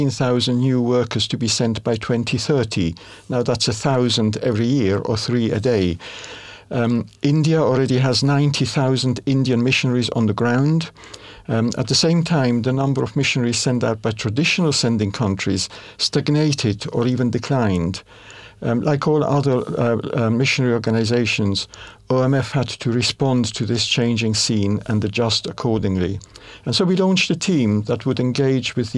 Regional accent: Switzerland; moved away; also born or lived in Indonesia / Myanmar / United Kingdom; Italian by nationality, but I grew up in Switzerland.

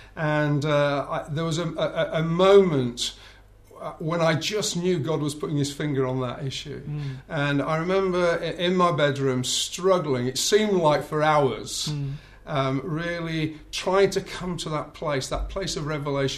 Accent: Bradford, Yorkshire and the Humber, United Kingdom; now in South England; Okay, so born and bred in Bradford in Yorkshire. Although I have to confess, I've lived down in the south for far too long now.

